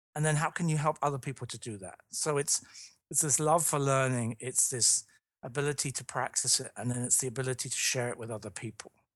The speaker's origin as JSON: {"language": "English", "region": "London", "country": "United Kingdom", "moved": "yes", "said": "I'm from London, I'm from the U K originally"}